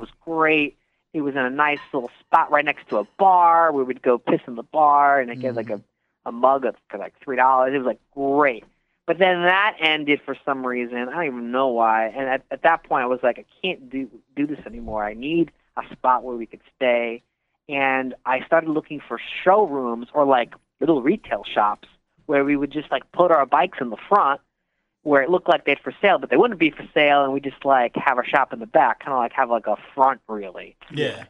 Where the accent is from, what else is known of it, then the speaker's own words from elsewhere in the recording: Connecticut, United States; moved away as an adult; also born or lived in White Plains area, New York; now in Queens, New York, United States; I'm from Connecticut originally